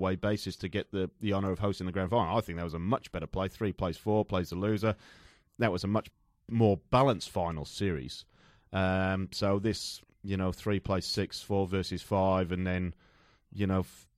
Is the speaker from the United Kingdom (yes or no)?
yes; Newport, Wales, United Kingdom; where I'm from Newport in South Wales